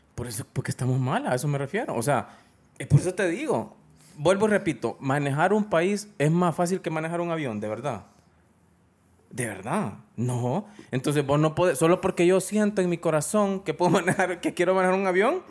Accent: Honduras

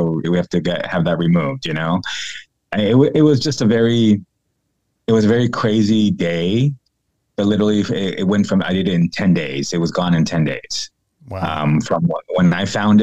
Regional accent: San Diego, California, United States; moved away as an adult; now in North Carolina, United States; I'm originally from San Diego, California

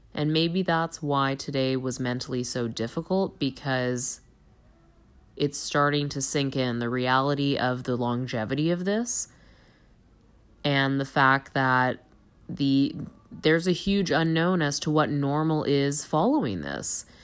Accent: Toronto, Ontario, Canada; I'm from Toronto.

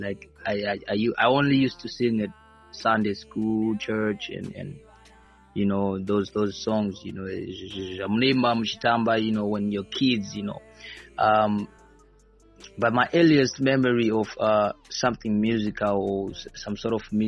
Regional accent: Norton, Mashonaland West, Zimbabwe; I'm born and raised in Norton

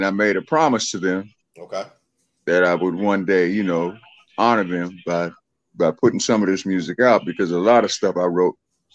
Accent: Youngstown, Ohio, United States; I'm originally from Youngstown, Ohio

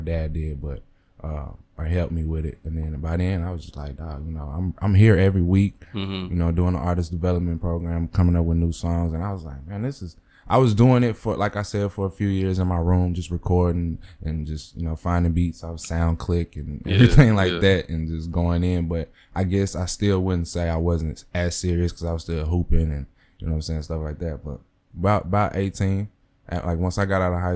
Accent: Mesquite, Texas, United States; I went to school out of Mesquite. I'm from Mesquite.

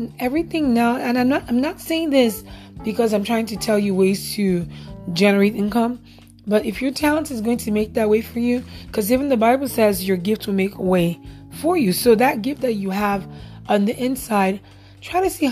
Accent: Nigeria; moved away; I'm actually Nigerian born, but I'm also a citizen here as well

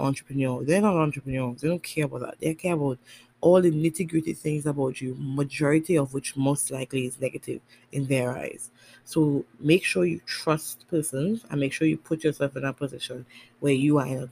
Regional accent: Tobago, Trinidad & Tobago; also born or lived in Trinidad; I'm from Tobago

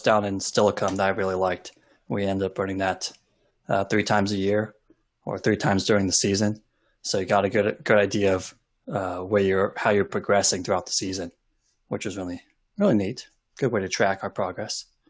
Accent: Olympia, Washington, United States; I grew up in Olympia and lived on the west side of Olympia

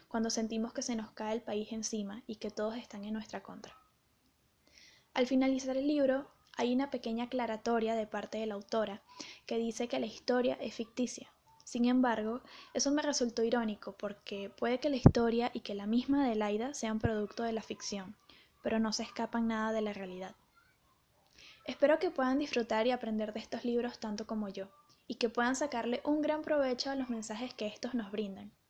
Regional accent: Caracas, Capital District, Venezuela; tuve mucho interés por leer sobre mi ciudad natal en los años 50, 60, 70, 80, porque Caracas era una ciudad llena de vida, prosperidad y belleza

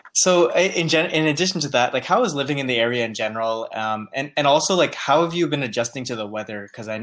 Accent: New Jersey, United States; also born or lived in New York; I grew up in New Jersey and I was born in New York

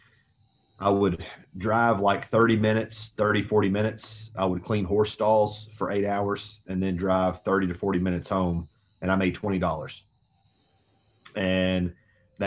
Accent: Tullahoma, Tennessee, United States; moved away as an adult; also born or lived in Chattanooga, Tennessee / Johnson City, Tennessee; I'm from a small town in southern Middle Tennessee called Tullahoma

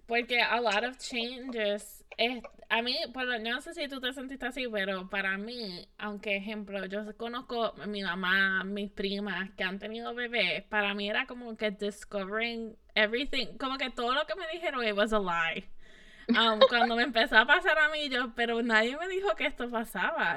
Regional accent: Puerto Rico; moved away as an adult; now in United States

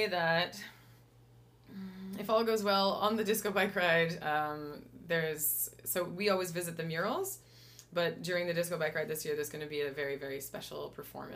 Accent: Riverview, New Brunswick, Canada; I grew up in Riverview

